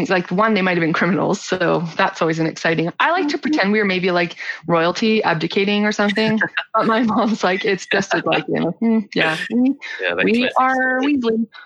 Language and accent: English; Canada; also born or lived in Nova Scotia / Victoria; So I'm from Nova Scotia, like the easternmost part of Canada, and then my mom we moved out to Victoria, like the westernmost part, and then we went back